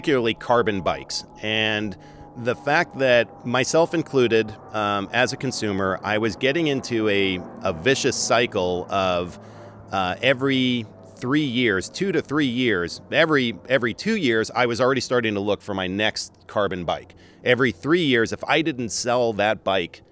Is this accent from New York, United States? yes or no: yes; New York, United States; moved away as an adult; also born or lived in Portland, Oregon; born and raised in New York